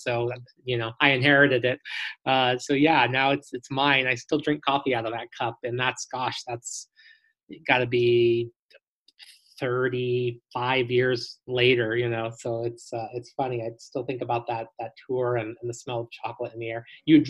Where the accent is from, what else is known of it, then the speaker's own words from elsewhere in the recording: California, United States; I grew up in California